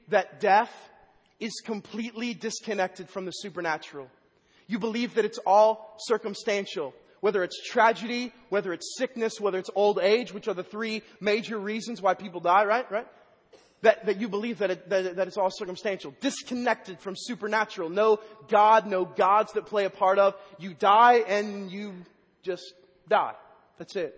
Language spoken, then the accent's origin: English; Vandalia, Illinois, United States; moved away; also born or lived in Waverly, Iowa; In my hometown last week, Vandalia, Illinois